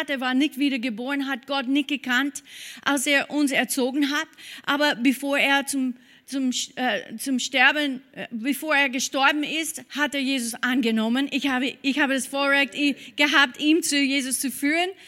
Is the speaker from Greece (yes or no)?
no; United States; German is a second language; now in Austria; Äh, ja, wir sind Amerikaner in diesem Bereich. Wir feiern Thanksgiving.